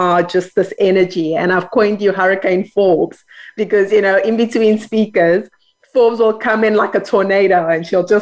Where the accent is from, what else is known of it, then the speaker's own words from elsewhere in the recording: Johannesburg, Gauteng, South Africa; now in Cape Town, South Africa; I'm a Joburg girl